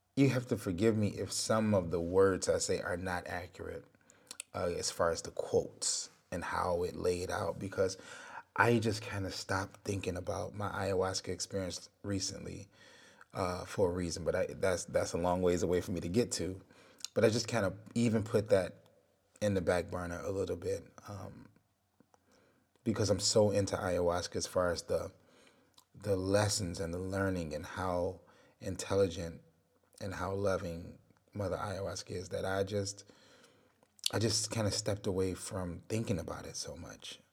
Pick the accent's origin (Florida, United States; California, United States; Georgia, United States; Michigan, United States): Michigan, United States; Detroit; I'm from Detroit. So you, you grow up, you gotta be tough